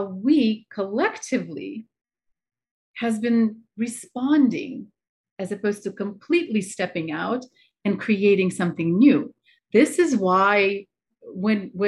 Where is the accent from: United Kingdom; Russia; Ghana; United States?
Russia; I'm from Russia